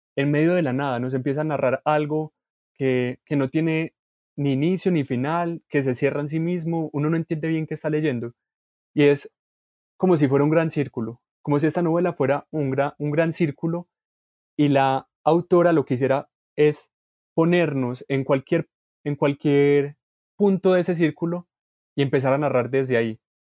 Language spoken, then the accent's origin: Spanish; Colombia